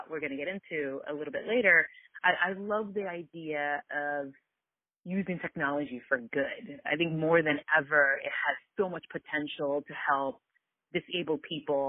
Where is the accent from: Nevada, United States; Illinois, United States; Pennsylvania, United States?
Pennsylvania, United States; Philadelphia; also born or lived in Kuwait; I was born in Kuwait, and it was a complete fluke how my family and I ended up here in Philadelphia